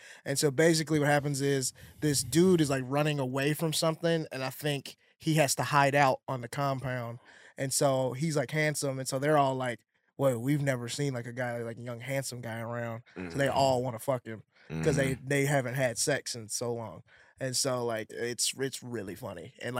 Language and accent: English; Mississippi, United States; moved away; that was always like a running joke growing up in Mississippi. It's like, everybody broke, but like the dogs don't even know.